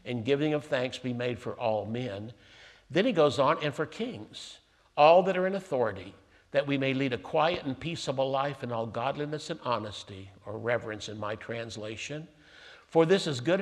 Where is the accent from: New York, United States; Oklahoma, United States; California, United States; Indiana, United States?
Oklahoma, United States; Tulsa; I was born in Tulsa, have a United States, you know, citizenship paper